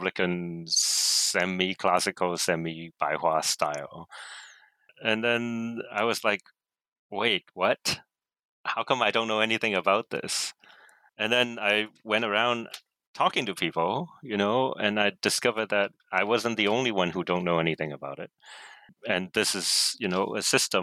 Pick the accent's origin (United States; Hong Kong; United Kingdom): Hong Kong; I grew up here in Hong Kong